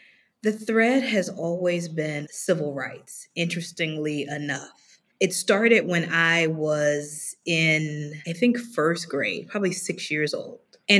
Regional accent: the South, United States; I went to college in Memphis, born and raised in the South, always in the South.

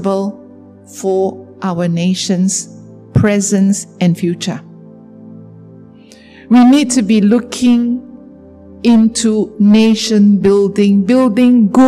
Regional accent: Sarawak, Malaysia; I'm a Malaysian. I'm a Sarawakian.

